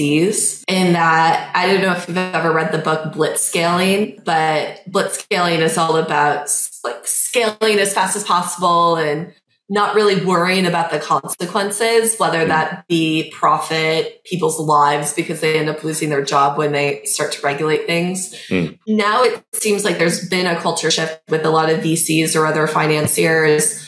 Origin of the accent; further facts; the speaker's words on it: Midwest, United States; I'm from the Midwest